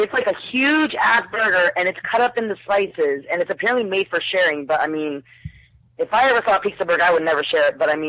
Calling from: Tampa, Florida, United States; from Tampa.

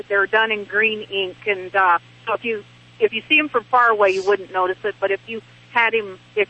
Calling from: Casper, Wyoming, United States; I'm calling from Wyoming.

